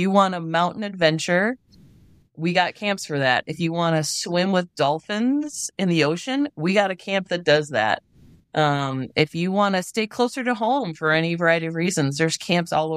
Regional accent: Wisconsin, United States; moved away as an adult; also born or lived in New York / California / Illinois; now in Idaho, United States; growing up in Wisconsin

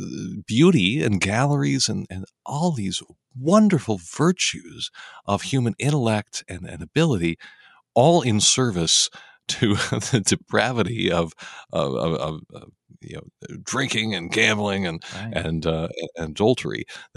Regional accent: Denver, Colorado, United States; I'm from Denver, Colorado.

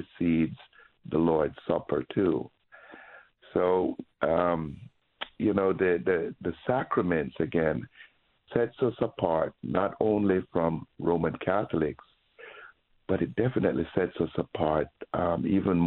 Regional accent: Jamaica; moved away; when I grew up in Jamaica

